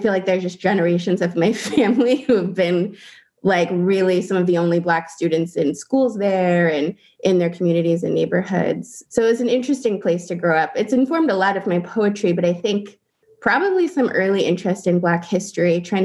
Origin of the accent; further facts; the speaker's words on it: Salt Lake City, Utah, United States; now in Harlem, New York, United States; I grew up in Salt Lake City